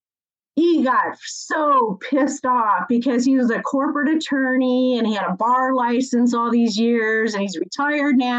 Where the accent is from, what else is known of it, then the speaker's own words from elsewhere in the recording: Michigan, United States; I was born in Michigan